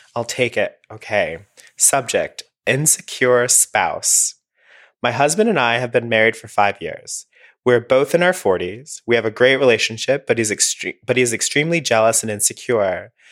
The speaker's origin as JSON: {"language": "English", "region": "Alabama", "country": "United States", "said": "I'm from Alabama"}